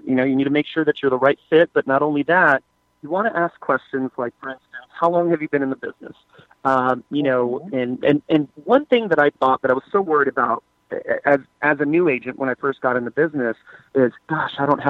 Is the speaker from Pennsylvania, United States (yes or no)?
no; San Antonio, Texas, United States; born and raised in San Antonio.